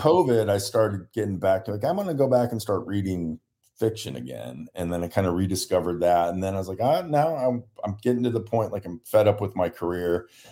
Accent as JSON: {"language": "English", "region": "Ohio", "country": "United States", "moved": "yes", "lives_now": "San Diego, United States", "said": "I'm from Ohio"}